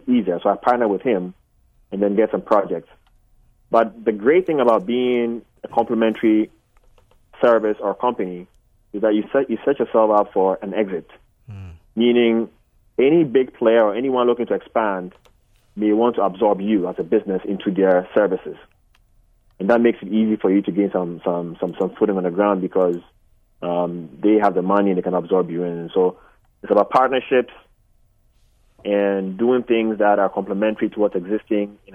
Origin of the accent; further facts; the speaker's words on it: Ghana; now in United States; I'm Ghanaian.